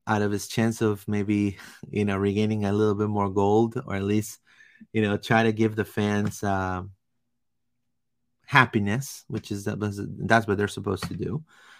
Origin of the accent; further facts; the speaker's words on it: Peru; I'm from Peru originally. I'm from Peru.